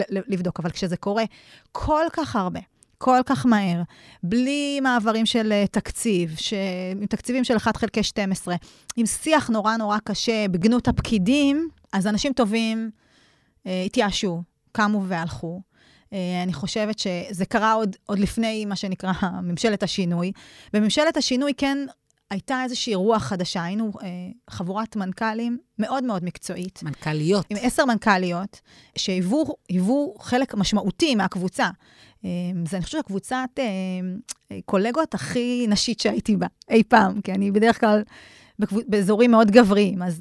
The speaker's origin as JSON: {"language": "Hebrew", "town": "Kiryat Ekron", "region": "Central District", "country": "Israel", "tie": "born or raised there", "moved": "as an adult", "lives_now": "Negev, Israel", "said": "גדלתי ב... בקריית עקרון, שאפשר, היום קוראים לזה פריפריה חברתית, אבל מבחירה עברנו לדרום כמשפחה לפני כמה שנים, בשביל לחיות בנגב"}